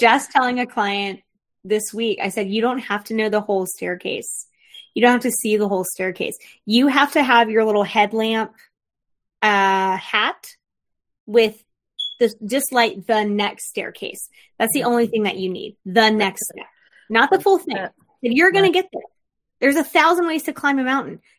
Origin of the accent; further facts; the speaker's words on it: Florida, United States; I grew up in Florida with a lot of my dad's family